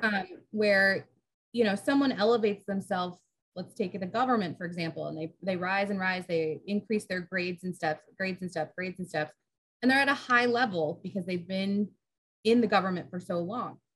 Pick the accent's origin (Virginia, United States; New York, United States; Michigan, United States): Virginia, United States; Centreville; also born or lived in Florida; I was born in Florida, but I mostly grew up in Northern Virginia.